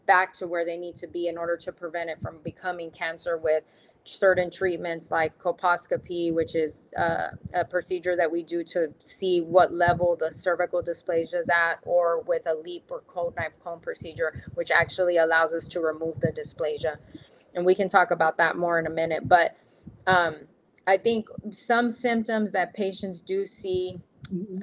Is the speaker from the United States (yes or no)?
yes; Texas, United States; moved away as an adult; also born or lived in Dallas, Texas; now in Arizona, United States; I'm from Texas